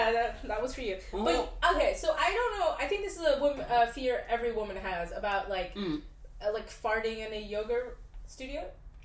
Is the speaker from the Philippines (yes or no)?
no; United Kingdom; we're also British